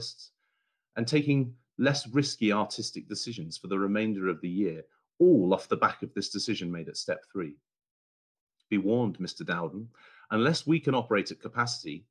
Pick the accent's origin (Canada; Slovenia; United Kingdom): United Kingdom; Bury St Edmunds, East of England; an amateur singer in my hometown of Bury St Edmunds